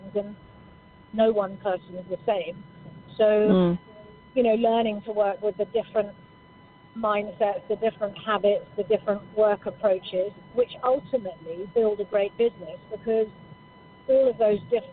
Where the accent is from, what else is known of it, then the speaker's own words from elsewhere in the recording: Scotland, United Kingdom; I'm Scottish